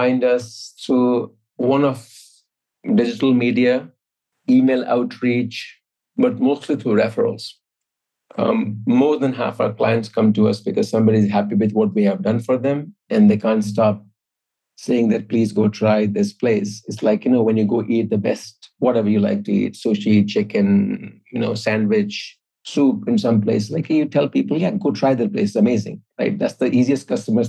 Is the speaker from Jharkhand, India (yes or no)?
yes; Jamshedpur, Jharkhand, India; moved away; when I grew up in India, small steel city called Tata Nagar